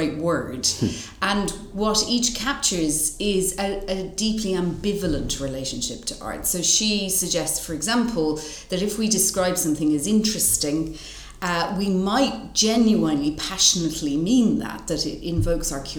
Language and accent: English; Dublin, Leinster, Ireland; moved away as an adult; now in United Kingdom; I'm originally from Dublin, but have lived in the UK for a long time